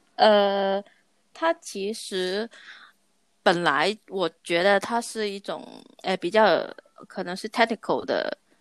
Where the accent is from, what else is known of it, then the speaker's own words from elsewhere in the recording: Hong Kong; moved away; 因为我是香港人嘛